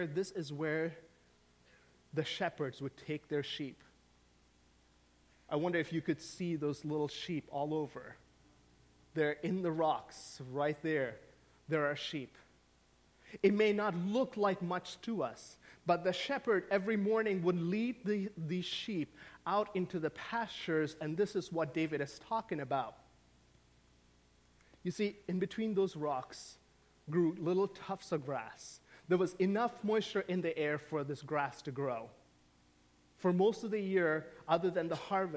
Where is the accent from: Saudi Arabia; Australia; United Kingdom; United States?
Saudi Arabia; moved away; I grew up in the Middle East. I grew up in the Kingdom of Saudi Arabia.